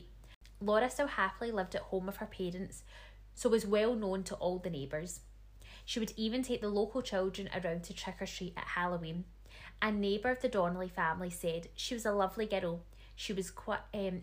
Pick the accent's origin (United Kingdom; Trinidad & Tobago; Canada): United Kingdom; Paisley, Scotland; my hometown of Paisley